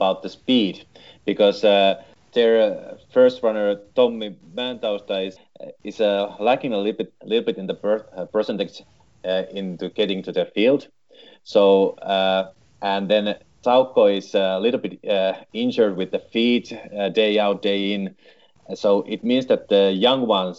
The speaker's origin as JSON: {"language": "English", "town": "Tampere", "region": "Pirkanmaa", "country": "Finland", "said": "I am from Tampere"}